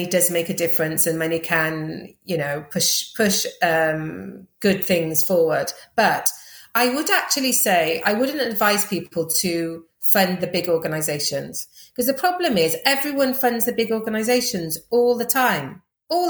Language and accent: English; Welsh, Wales, United Kingdom; also born or lived in Uganda; I'm Welsh and I'm a woman